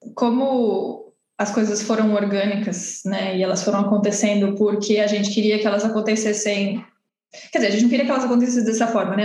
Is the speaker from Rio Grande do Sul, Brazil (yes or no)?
no; Santos, São Paulo, Brazil; também sou de Santos